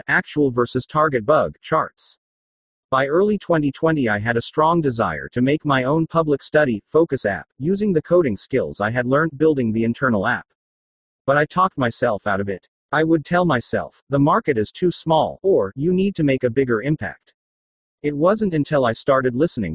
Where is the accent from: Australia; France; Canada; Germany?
Australia; Australia, my home country